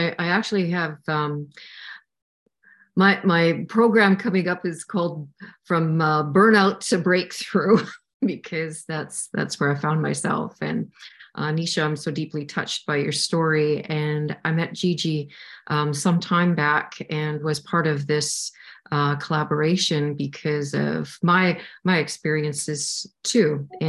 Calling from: Saskatchewan, Canada; I'm coming in from Saskatchewan, Canada. It's been minus 48 this week, if you can imagine that.

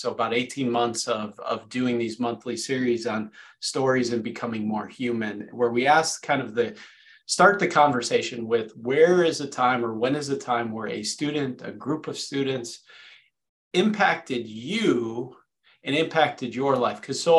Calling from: California, United States; And he's coming from sunny Southern California. I'm coming from Northern California.

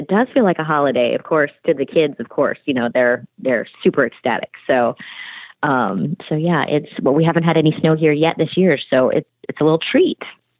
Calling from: Nashville, Tennessee, United States; I am joining you from Nashville, Tennessee.

